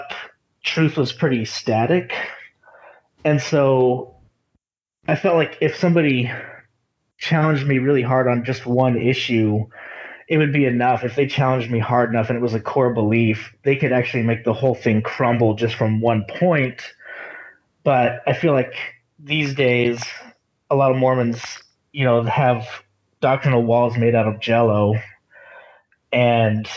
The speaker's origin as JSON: {"language": "English", "region": "Texas", "country": "United States", "said": "I'm actually from Texas. I didn't really spend any time in Utah"}